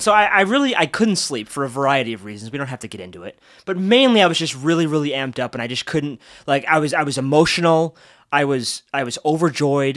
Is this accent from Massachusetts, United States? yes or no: yes; Boston, Massachusetts, United States; I'm born and raised in Title Town